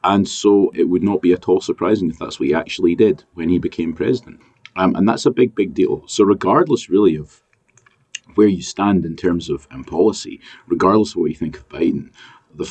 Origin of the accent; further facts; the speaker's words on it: United Kingdom; accent: British; now in Australia; as you can probably tell given my accent